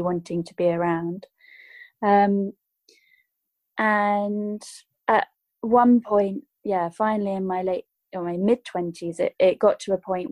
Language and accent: English; United Kingdom; I grew up in the United Kingdom